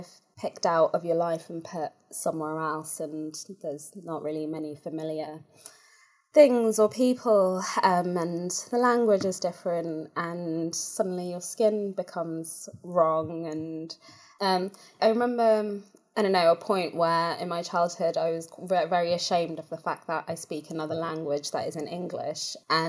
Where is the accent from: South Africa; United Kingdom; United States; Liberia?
South Africa; moved away; also born or lived in Bulawayo, Zimbabwe; So I was born in Bulawayo and we lived there for a little bit, but I don't actually have, I guess, like very many memories of being there because we moved to South Africa when I was about 2.